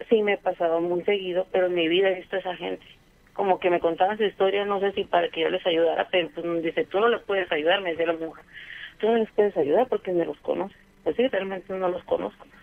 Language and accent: Spanish; Mexico; now in Brenzone sul Garda, Italy; soy mexicana, pero adopté el apellido de mi esposo.